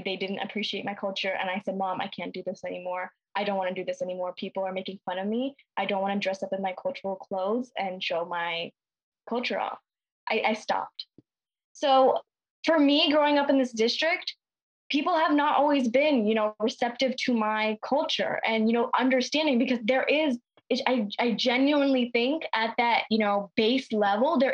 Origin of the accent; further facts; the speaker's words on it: New York, United States; growing up in New York